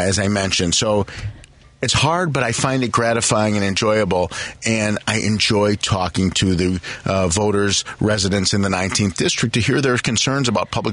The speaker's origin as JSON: {"language": "English", "town": "Morton Grove", "region": "Illinois", "country": "United States", "tie": "born or raised there", "also_born_or_lived": "Roscoe Village, Chicago", "moved": "yes", "lives_now": "Chicago, United States", "said": "I grew up in Morton Grove"}